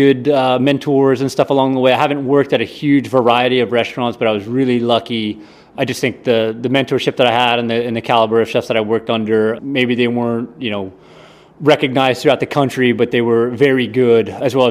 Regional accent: Hobe Sound, Florida, United States; also born or lived in Tampa; It's a real small beach town called Hobe Sound, Florida

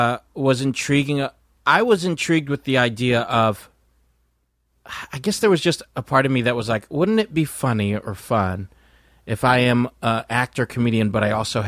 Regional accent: Philippines; Because I'm Filipino.

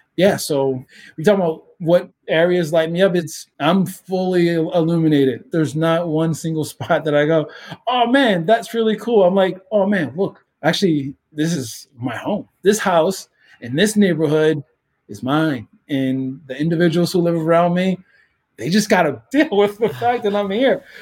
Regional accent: Baltimore, Maryland, United States; moved away; Growing up in Baltimore, in the city of Baltimore, and the situation I grew up

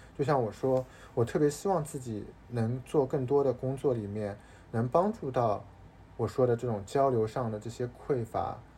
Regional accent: Shanghai, China; now in Hong Kong, China; 从小到大，作为上海人

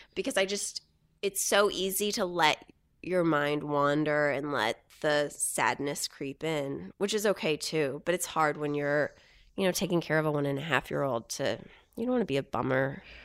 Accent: Houston, Texas, United States; growing up in Houston

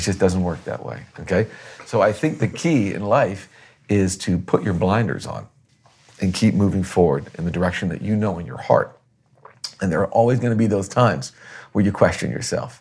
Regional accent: Boston, Massachusetts, United States; now in Florida, United States; being born in Boston, growing up in Boston, learning about the colonial experience

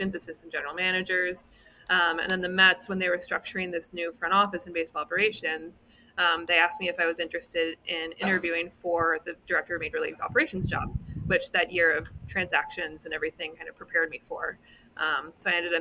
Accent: Canada; moved away; I'm from Canada originally

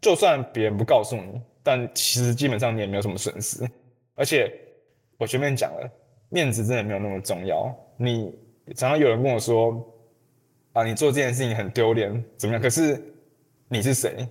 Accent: Taiwan; 我从台湾来

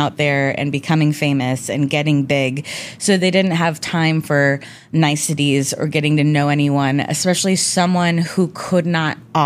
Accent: Omaha, Nebraska, United States; moved away as an adult; also born or lived in Los Angeles; people I grew up in Omaha

